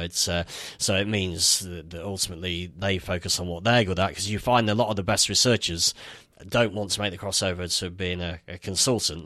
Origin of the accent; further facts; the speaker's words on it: Nottingham, East Midlands, United Kingdom; moved away as an adult; also born or lived in London / Netherlands; I'm from Nottingham originally